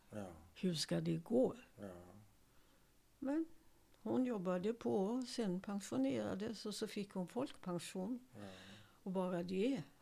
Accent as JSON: {"language": "Swedish", "country": "Sweden", "said": "Nej. Jag, jag är nog mest svensk."}